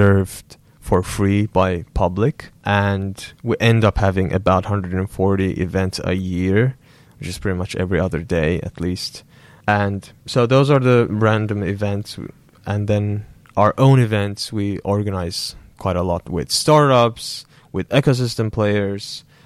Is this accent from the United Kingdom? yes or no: no; Azerbaijan; moved away as an adult; also born or lived in South Korea; now in Finland; I'm from Azerbaijan.